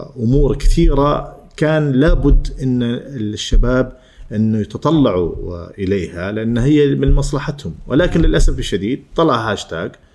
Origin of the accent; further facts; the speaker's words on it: Oman; اني اعلامي عماني